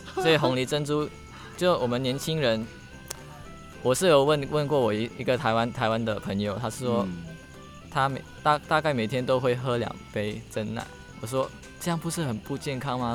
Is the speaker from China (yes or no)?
no; Indonesia; accent: a bit of a Singaporean or Malaysian accent; moved away as an adult; also born or lived in near Batam Island, Indonesia; now in Taiwan; 我来自印尼